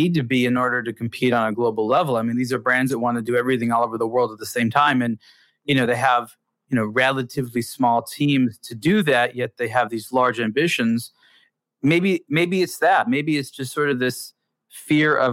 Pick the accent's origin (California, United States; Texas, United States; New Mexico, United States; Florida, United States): California, United States; Los Angeles; my hometown